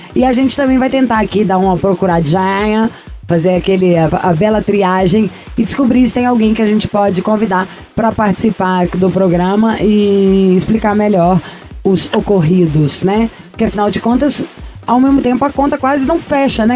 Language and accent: Portuguese; Minas Gerais, Brazil; sou mineiro